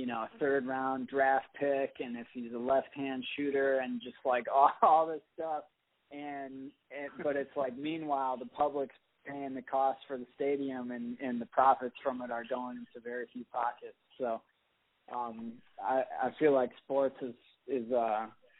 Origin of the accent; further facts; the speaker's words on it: Jackson, Michigan, United States; a club called Jacksonopolis in my hometown